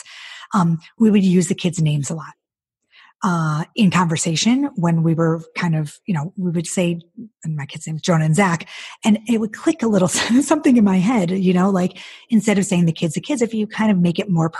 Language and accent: English; Detroit, Michigan, United States; moved away; also born or lived in Charlotte, North Carolina; we're both from Detroit